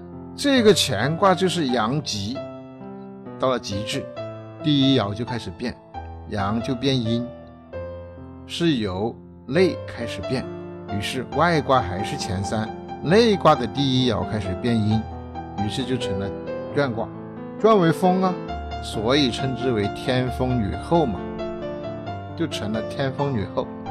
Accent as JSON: {"language": "Chinese", "country": "China", "said": "这就是我们中国人说的“物必自腐，然后重生”"}